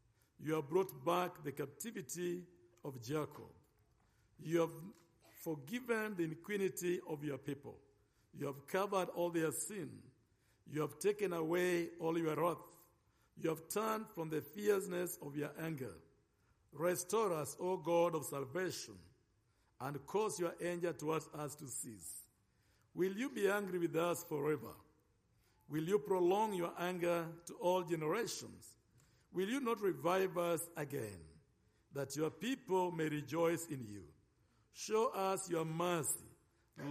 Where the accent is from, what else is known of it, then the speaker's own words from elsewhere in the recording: Nairobi, Kenya; accent: African; I come from Nairobi, Kenya.